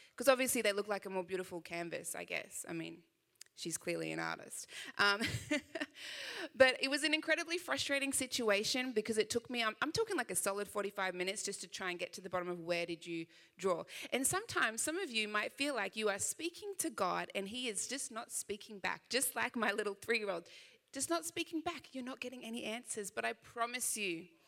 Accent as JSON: {"language": "English", "town": "Sydney", "region": "New South Wales", "country": "Australia", "said": "I know I do have a little bit of an accent, just a little bit. Uh, I am from Sydney, Australia"}